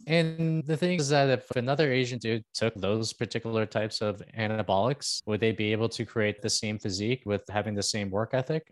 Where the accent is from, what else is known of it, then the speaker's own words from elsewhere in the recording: Toronto, Ontario, Canada; also born or lived in Philippines; I'm actually from Canada. I'm from Toronto